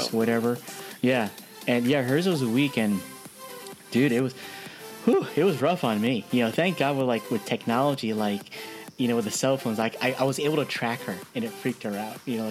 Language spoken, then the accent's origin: English; New Jersey, United States; now in California, United States; you and I grew up in Jersey